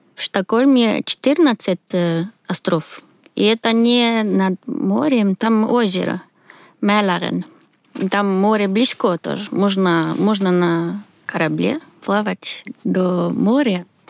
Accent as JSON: {"language": "Russian", "country": "Sweden", "second_language": "Russian", "moved": "as an adult", "lives_now": "Moscow, Russia", "said": "Я из Швеции. Сейчас живу в Москве."}